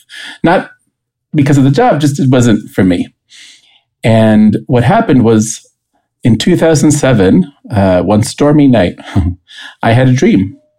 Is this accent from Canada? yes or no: no; Costa Rica; moved away as an adult; also born or lived in St. Louis, United States; Everyone should know I'm originally from Costa Rica, and I had moved to the United States to be in college.